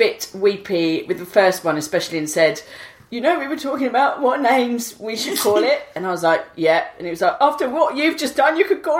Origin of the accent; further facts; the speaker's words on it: Rochdale, North West England, United Kingdom; I'm from Rochdale.